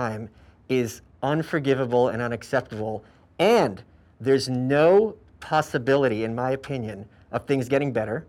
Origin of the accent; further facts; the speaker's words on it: New York City, New York, United States; I'm from New York, as you know.